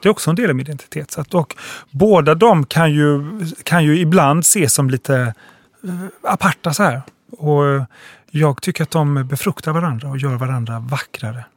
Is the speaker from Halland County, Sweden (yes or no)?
yes; Halmstad, Halland County, Sweden; Jag växte upp i Halmstad